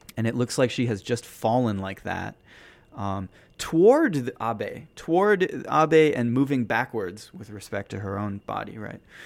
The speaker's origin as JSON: {"language": "English", "country": "United States", "moved": "yes", "lives_now": "Tokyo, Japan", "said": "as an American here"}